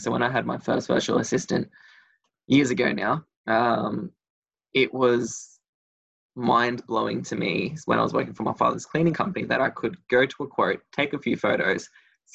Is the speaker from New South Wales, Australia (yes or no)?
yes; Sydney, New South Wales, Australia; moved away as an adult; also born or lived in Melbourne; I grew up in Sydney, Western Sydney, down in Blacktown, and had a great little childhood.